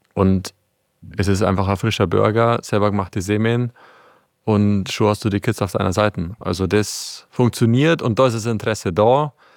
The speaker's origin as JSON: {"language": "German", "town": "Palling", "region": "Bavaria", "country": "Germany", "said": "wir sind aus Palling"}